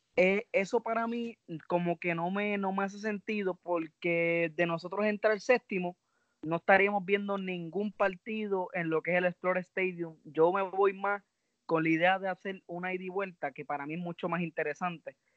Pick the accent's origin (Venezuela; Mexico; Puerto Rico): Puerto Rico; soy boricua